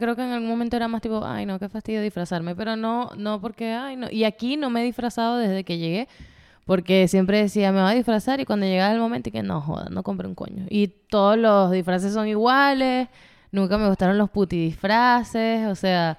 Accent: Puerto Ordaz, Bolívar, Venezuela; moved away; allá se celebraba, bueno, en Puerto Ordaz se celebraba más el carnaval

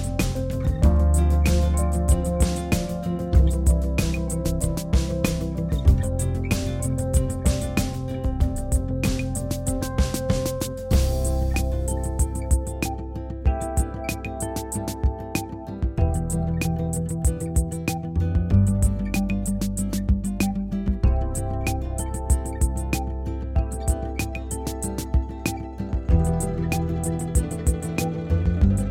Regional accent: Calgary, Alberta, Canada; moved away as an adult; now in North Vancouver, Canada; resides in North Vancouver and was born and raised in Calgary, Alberta for much of my life

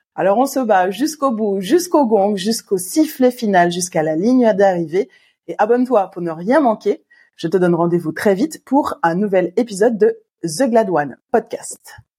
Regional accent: Martinique; en tant que bon Martiniquais que nous sommes

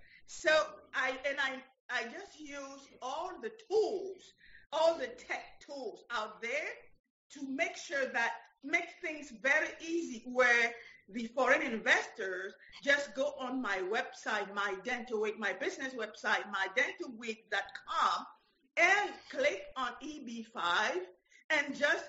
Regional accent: Paris, Île-de-France, France; English is a second language; moved away as an adult; now in United States; when I moved from Paris to here, I had my lawyer and my CPA.

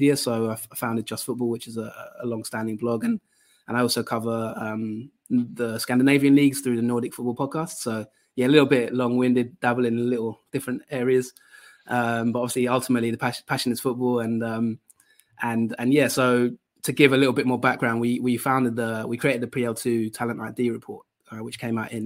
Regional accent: Colchester, East of England, United Kingdom; Colchester is my hometown team

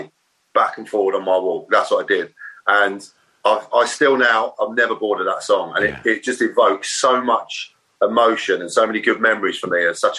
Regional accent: Maidstone, South East England, United Kingdom; also born or lived in Ashford / New Cross, London / Manchester; In Kent. Right. I was down in Kent. I was born in Ashford. Lived just outside Maidstone

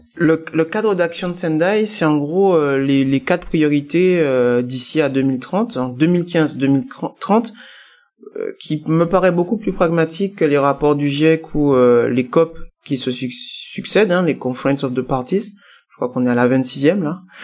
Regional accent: Guadeloupe; compte tenu de mes origines, hein, je suis guadeloupéen

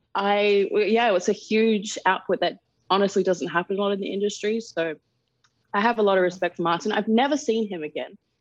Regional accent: Darwin, Northern Territory, Australia; moved away; also born or lived in England; I grew up in Darwin. Uh, that's where, I'm from

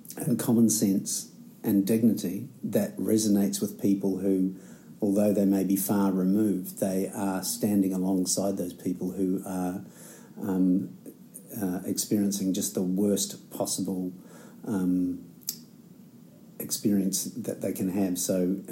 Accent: New Zealand; also born or lived in Dunedin, New Zealand; as a Kiwi living here in Aotearoa, Dunedin, in the South Island of New Zealand

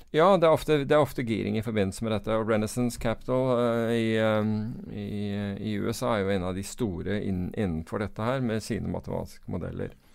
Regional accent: United Kingdom; now in Norway

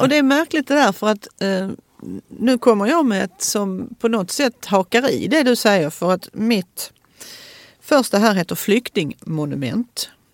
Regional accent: Malmö, Skåne, Sweden; Söderkulla där jag kommer från

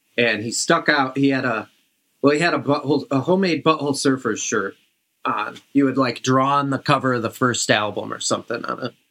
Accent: Brighton, Michigan, United States; I grew up in Brighton. It's like a 20-minute drive from Ann Arbor.

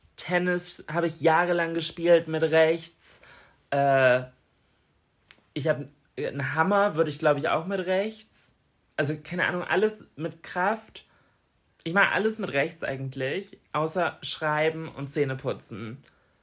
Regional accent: Germany; bei uns in Deutschland

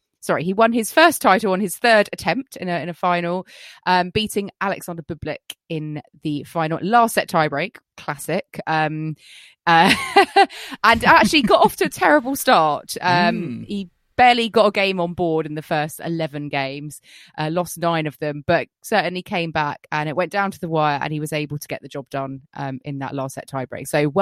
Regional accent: United Kingdom; We're not British if we don't talk about the weather

